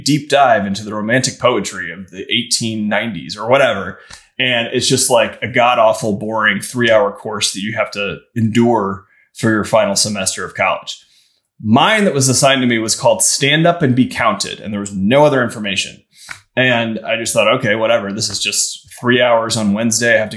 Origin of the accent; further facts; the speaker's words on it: Midwest, United States; also born or lived in Chicago; I'm from the Midwest.